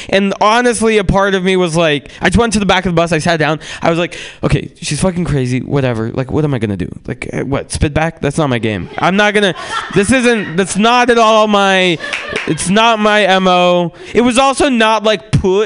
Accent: San Francisco, California, United States; also born or lived in Russia; I grew up in San Francisco

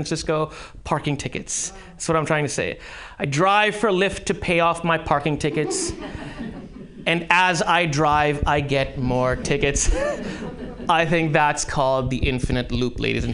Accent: Karachi, Sindh, Pakistan; moved away; I actually did go to high school with him. In Karachi, high school

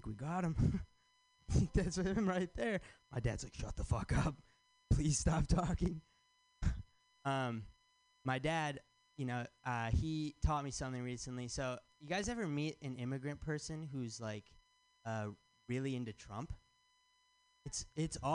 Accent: Michigan, United States; now in San Francisco, United States; I'm from Michigan

